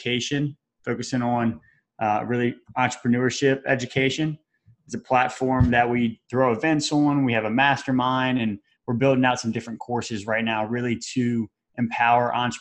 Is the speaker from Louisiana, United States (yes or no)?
yes; Baton Rouge, Louisiana, United States; moved away as an adult; also born or lived in Mississippi; now in Tampa, United States; I'm originally from Baton Rouge, Louisiana